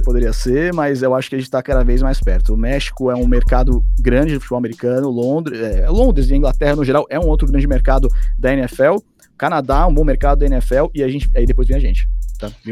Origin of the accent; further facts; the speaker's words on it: São Paulo, Brazil; como um bom paulista, eu tenho que falar bolacha